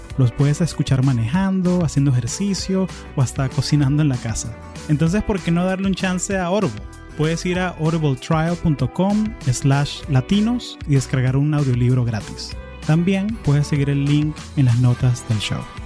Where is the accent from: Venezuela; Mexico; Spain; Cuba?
Venezuela; now in San Francisco, United States; yo soy venezolano, yo hablo en castellano